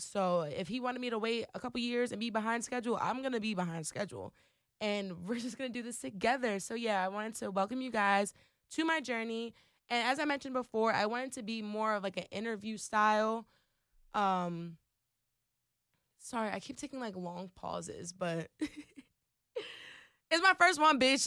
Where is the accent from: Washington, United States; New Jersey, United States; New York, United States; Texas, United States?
New Jersey, United States; Trenton; moved away as an adult; also born or lived in Pittsburgh, Pennsylvania; now in Philadelphia, United States; born and raised in Trenton, New Jersey.